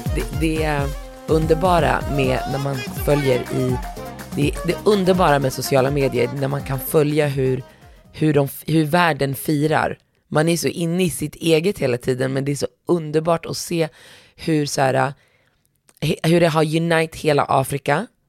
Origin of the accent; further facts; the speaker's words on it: Morocco; jag som marockan